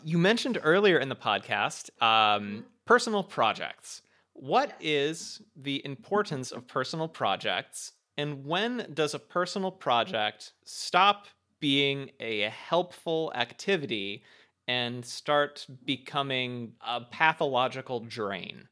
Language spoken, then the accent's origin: English; United States; as American adult humans